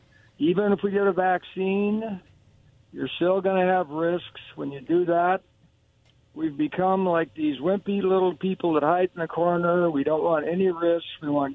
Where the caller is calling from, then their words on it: Kennewick, Washington, United States; This is … calling in from Kennewick.